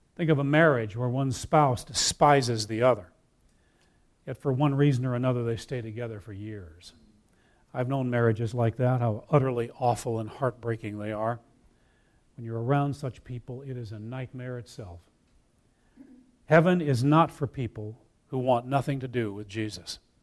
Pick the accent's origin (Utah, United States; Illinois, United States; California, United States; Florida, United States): Illinois, United States; Wheaton; I grew up in Wheaton, Illinois.